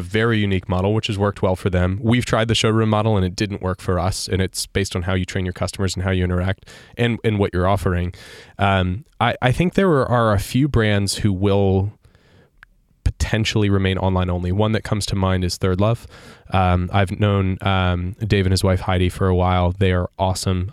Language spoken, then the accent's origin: English; Sarasota, Florida, United States; my hometown paper, Sarasota